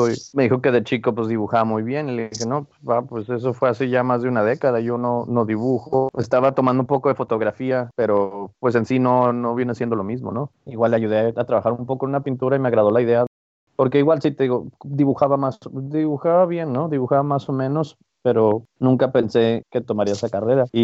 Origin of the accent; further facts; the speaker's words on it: El Paso, Texas, United States; also born or lived in Ciudad Juárez, Mexico; Nací en Ciudad Juárez y me mudé a El Paso, nomás cruzando la frontera casi al cumplir los 12 años. Crecí ahí, estudié ahí toda la secundaria, la preparatoria, la universidad, licenciatura.